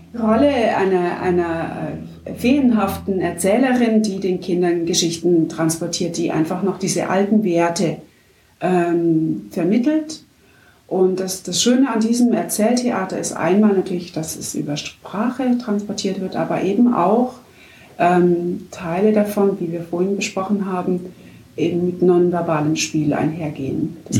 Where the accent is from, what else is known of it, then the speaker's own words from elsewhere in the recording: Markgröningen, Baden-Württemberg, Germany; also born or lived in Bietigheim-Bissingen; now in Pforzheim, Germany; Aufgewachsen bin ich in Markgröningen als Kind des Schäferlaufes.